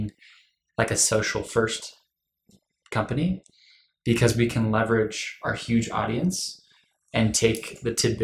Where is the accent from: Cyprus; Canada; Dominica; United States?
United States; Los Angeles, California; moved away as an adult; now in Utah, United States; I'm from Los Angeles. I moved up here for college